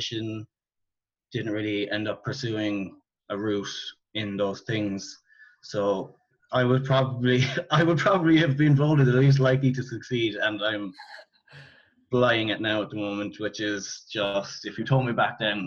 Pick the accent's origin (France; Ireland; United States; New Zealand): Ireland; Cork, Munster; I'm from Cork in Ireland. I went to play school, primary school, secondary school, college, all in the town that I grew up in.